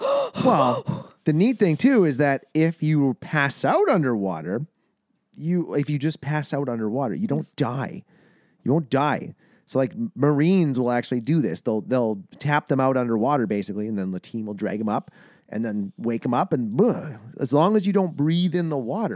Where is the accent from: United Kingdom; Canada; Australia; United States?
Canada; We're Canadian.